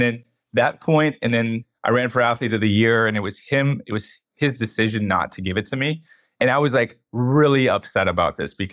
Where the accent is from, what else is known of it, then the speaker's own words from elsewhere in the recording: Bay Area, California, United States; moved away as an adult; now in Reno, United States; I'm from the Bay Area. When I grew up there